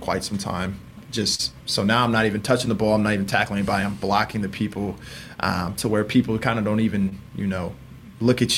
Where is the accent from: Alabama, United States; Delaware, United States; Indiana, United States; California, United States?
Indiana, United States; We're from Indiana